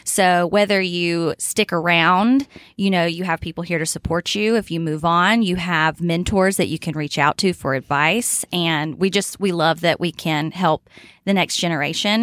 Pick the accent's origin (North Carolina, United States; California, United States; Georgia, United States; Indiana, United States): North Carolina, United States; Lenoir; moved away as an adult; now in Boone, United States; I'm not from far away. I'm from Lenore